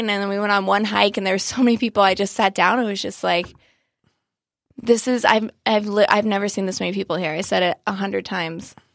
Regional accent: Joshua Tree, California, United States; now in San Diego, United States; I grew up in Joshua Tree

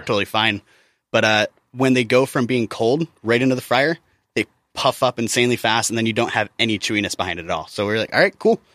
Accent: Midwest, United States; I grew up in the Midwest

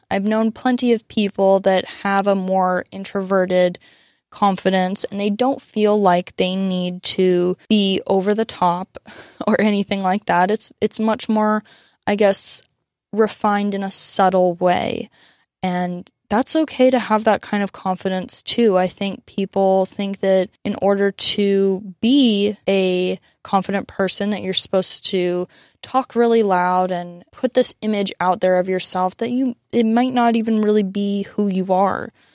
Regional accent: San Diego, California, United States; growing up in America, growing up in San Diego

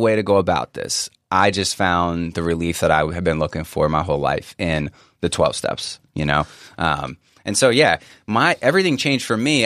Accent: Northern Virginia, United States; I grew up in Northern Virginia

